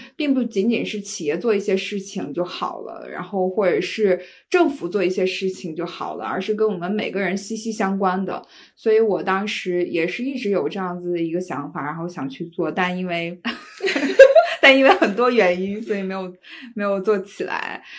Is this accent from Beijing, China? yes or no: no; Shandong, China; moved away as an adult; 我老家是山东的